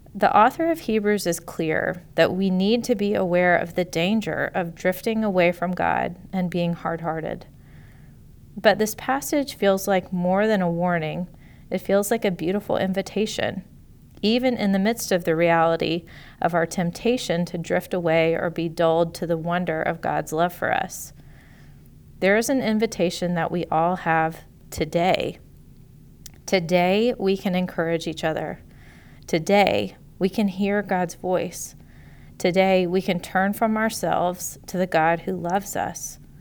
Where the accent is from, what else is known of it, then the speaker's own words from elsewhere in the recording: Chattanooga, Tennessee, United States; I grew up on Lookout Mountain, just outside of Chattanooga, Tennessee.